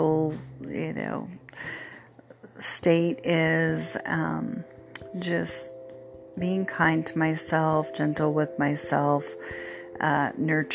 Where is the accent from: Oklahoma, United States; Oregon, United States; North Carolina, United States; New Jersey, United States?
Oregon, United States; moved away; I grew up in Oregon, my husband as well